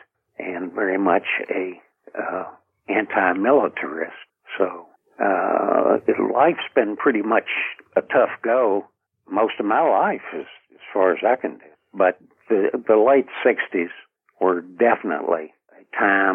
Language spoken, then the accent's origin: English; Lexington, Kentucky, United States; also born or lived in Chattanooga, Tennessee / Liberty, Kentucky / Frankfort, Kentucky; I left there when I was 4 years old